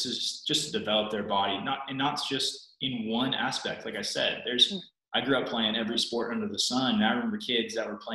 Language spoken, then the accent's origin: English; South Carolina, United States; moved away; I grew up surfing. I'm from South Carolina originally